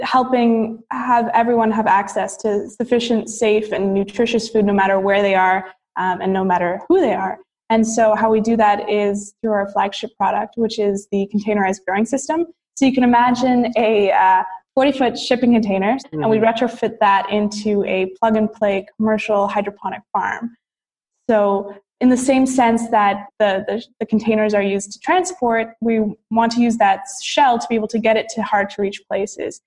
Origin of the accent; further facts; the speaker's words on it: Ottawa, Ontario, Canada; I'm from the capital city of Canada. It's called Ottawa. And so I was born and raised here, and I went to university here